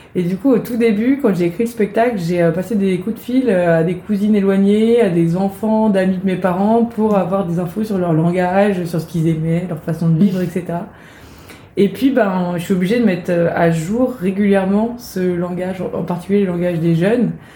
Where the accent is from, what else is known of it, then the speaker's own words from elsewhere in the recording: Brittany, France; moved away; also born or lived in Rennes; je suis bretonne et comme tout bon breton j'aime bien le dire